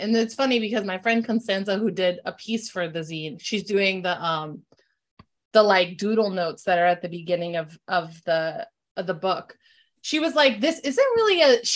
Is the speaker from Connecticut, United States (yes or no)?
yes; Bristol, Connecticut, United States; also born or lived in New Britain, Connecticut; I grew up in Bristol, Connecticut with, I'm the child of an interracial marriage